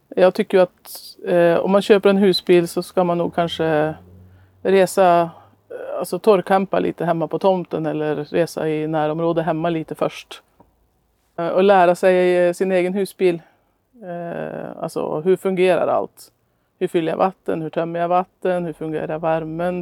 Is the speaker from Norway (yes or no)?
yes; Norway; moved away; also born or lived in Östhammar, Sweden; resa heter reise på norska där jag kommer ifrån